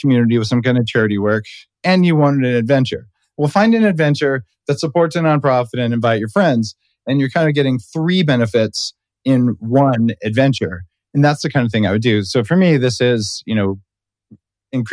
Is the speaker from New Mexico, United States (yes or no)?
yes; New Mexico, United States; I'm from New Mexico